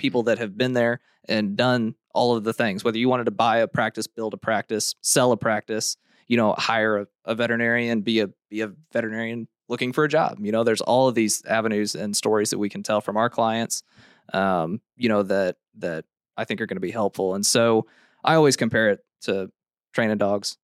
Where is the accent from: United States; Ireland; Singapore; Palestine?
United States; Hannibal, Missouri; I grew up in Hannibal, Missouri